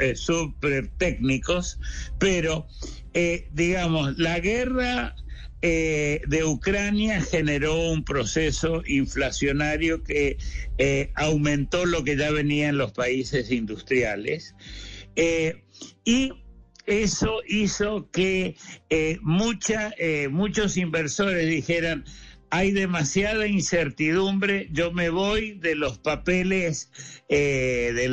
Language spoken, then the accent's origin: Spanish; Argentina; moved away; no voy a hablar de mi país de origen, Argentina